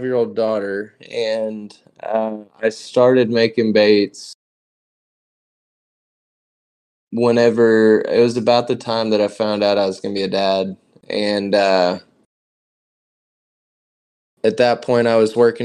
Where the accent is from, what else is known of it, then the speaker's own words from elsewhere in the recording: an hour west of Dallas and Fort Worth, Texas, United States; I'm an hour west of Dallas and Fort Worth area